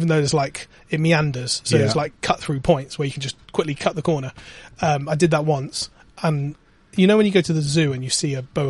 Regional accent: Bristol, South West England, United Kingdom; I'm a guy from Bristol

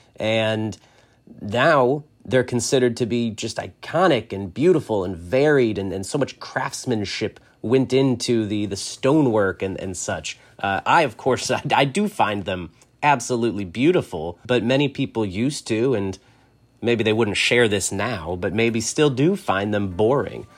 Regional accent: New York, United States; being a New Yorker

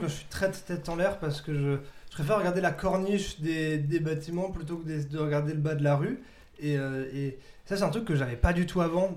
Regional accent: Dabo, Grand Est, France; je viens de Dabo, petit village à 40 minutes euh, de Strasbourg, une heure de Strasbourg

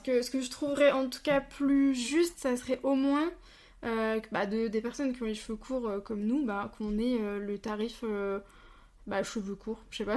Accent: Bourgogne-Franche-Comté, France; moved away as an adult; now in Alsace, France; je viens de Franche-Comté

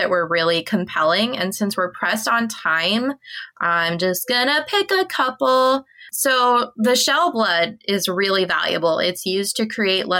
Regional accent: Midwest, United States; moved away; growing up in the Midwest

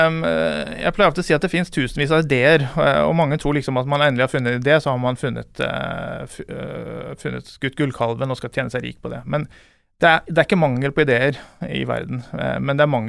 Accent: Askøy, Vestland, Norway; accent: halvkvasi bergensdialekt; Jeg er jo da en ordentlig stril, som du hører på målet. Jeg kommer fra Askøy utenfor Bergen. Jeg eh, har eh, bodd mange år i utlandet, så derfor så ble det en sånn halvkvasi bergensdialekt.

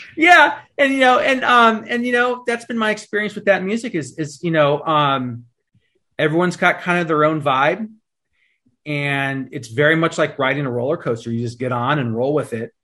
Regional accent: East Bay, California, United States; we grew up in the East Bay here in, in California

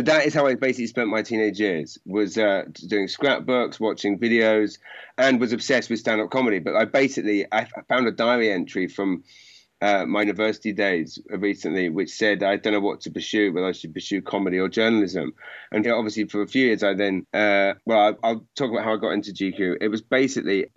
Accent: Maidenhead, South East England, United Kingdom; I grew up in Maidenhead

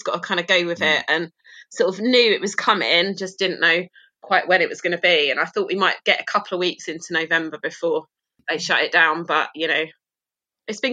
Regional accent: Harlow, East of England, United Kingdom; moved away as an adult; now in Bristol, United Kingdom; I'm from Harlow in Essex

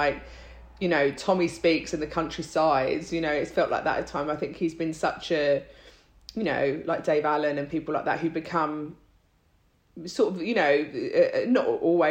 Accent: London, United Kingdom; also born or lived in Ireland; Like my parents are Irish. I was born here, but, you know, spent a lot of my time in Ireland and, you know, that's sort of, so I consider myself Irish. I'm a Londoner, you know, like definitely.

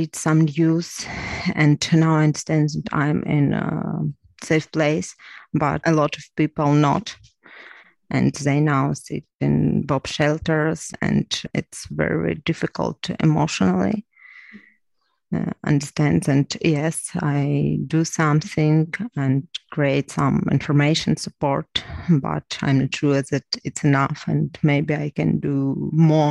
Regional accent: Crimea, Ukraine; English is a second language; moved away as an adult; also born or lived in Lviv / Kyiv; now in Ivano-Frankivsk, Ukraine; I'm from Crimea. My home occupied 8 years. I left home to another city, to Lviv, and after Lviv to Kyiv.

